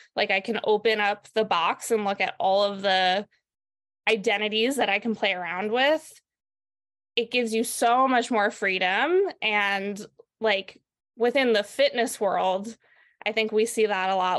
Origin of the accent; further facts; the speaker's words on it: New York, United States; moved away as an adult; now in Santa Cruz, United States; I'm from New York originally